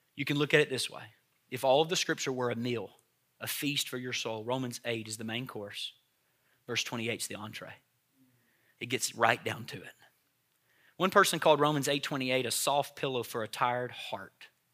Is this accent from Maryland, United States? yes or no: no; Tennessee, United States; I grew up on Hamburger Helper in Tennessee